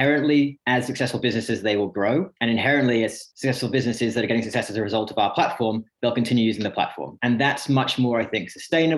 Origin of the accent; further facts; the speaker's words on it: Sydney, New South Wales, Australia; moved away as an adult; also born or lived in Reading, United Kingdom; now in United Kingdom; English born near Reading, but grew up most of my life over in Sydney